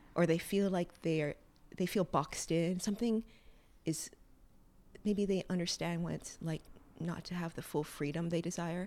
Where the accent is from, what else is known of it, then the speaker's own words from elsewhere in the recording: Hawaii, United States; now in New York, United States; growing up in Hawaii without a family that was immersed in the arts and living in New York